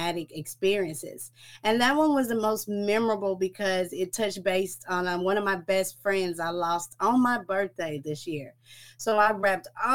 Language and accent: English; Dallas, Texas, United States; I'm from Dallas, Texas